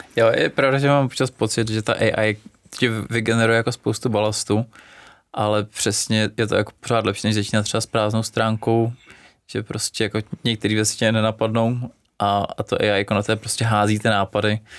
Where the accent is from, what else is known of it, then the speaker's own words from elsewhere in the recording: Czechia; u nás v Čechách